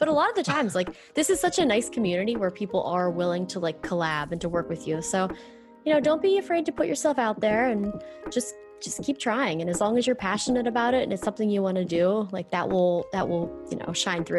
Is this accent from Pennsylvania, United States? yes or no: yes; Pennsylvania, United States; Well, I'm originally from Pennsylvania, like 45 minutes south of Pittsburgh, Pennsylvania. So I grew up there.